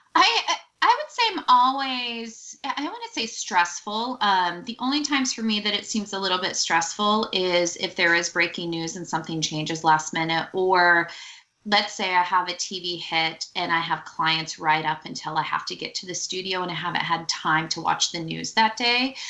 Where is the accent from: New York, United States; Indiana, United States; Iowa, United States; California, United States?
California, United States; Silicon Valley; I grew up in Silicon Valley